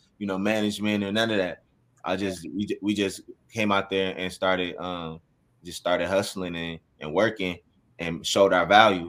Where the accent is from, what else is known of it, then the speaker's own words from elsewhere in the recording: Minneapolis, Minnesota, United States; also born or lived in Maple Grove, Minnesota; I'm from Minneapolis. So South Side